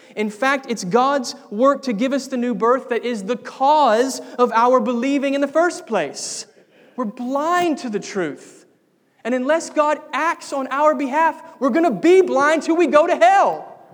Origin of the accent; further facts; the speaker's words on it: United States; I was born in America